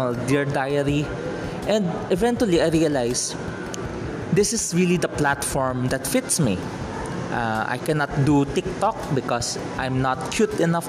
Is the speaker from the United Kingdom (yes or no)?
no; Philippines; I'm a Filipino, I am residing in the Philippines